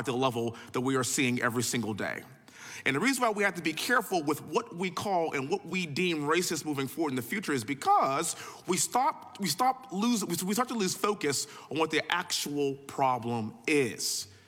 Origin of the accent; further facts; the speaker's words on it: Texas, United States; also born or lived in Houston; born and raised in Texas, living in Houston